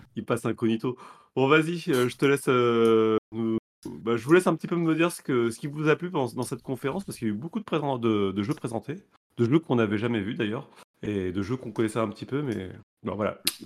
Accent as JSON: {"language": "French", "country": "France", "said": "je suis français"}